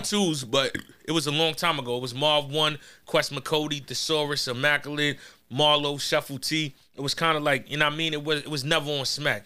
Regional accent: New York, United States; I'm from New York, but we not in Corona.

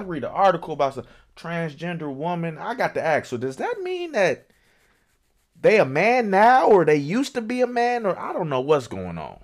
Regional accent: Chicago, Illinois, United States; I'm from Chicago

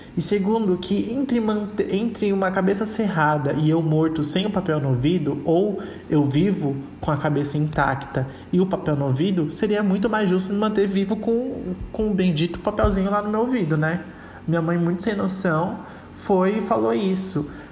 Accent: São Paulo, Brazil; also born or lived in Curitiba; parte da minha infância foi em Curitiba, onde eu morei por quatro anos, e a outra, e, e a outra parte da infância foi aqui em São Paulo, onde eu continuo morando.

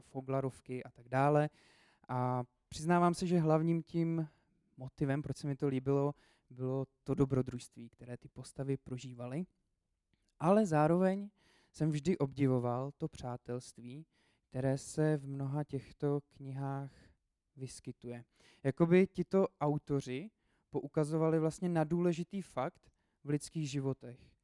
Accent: Česká Lípa, Liberec Region, Czechia; now in Brno, Czech Republic; Já jsem původně z České Lípy, eh, a do Brna jsem se dostal kvůli škole. Potom jsem tam zůstal.

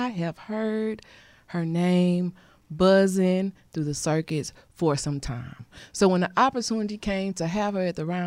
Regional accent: Missouri City, Texas, United States; I'm from Mo City

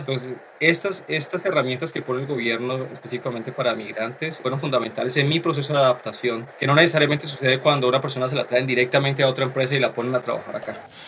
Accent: Colombia; moved away as an adult; now in Canada; nosotros los, los colombianos

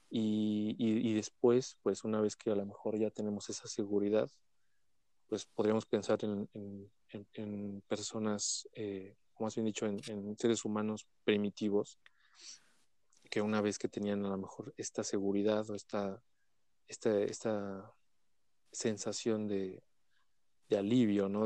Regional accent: Mexico; tenemos como, mexicanos

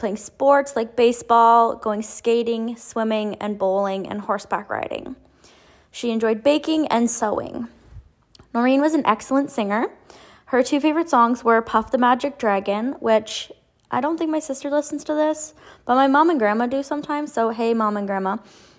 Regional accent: near Owen Sound, Ontario, Canada; my hometown

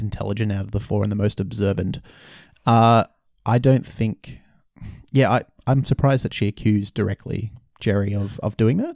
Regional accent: Brisbane, Queensland, Australia; moved away; in Brisbane, my hometown

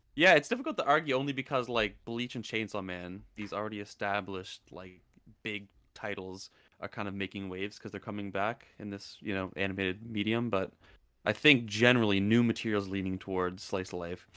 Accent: Canada; I'm Canadian

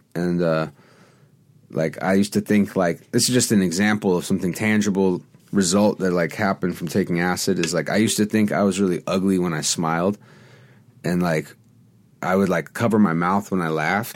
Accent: Los Angeles, California, United States; also born or lived in New York / Venice, Los Angeles; So I grew up on Melrose

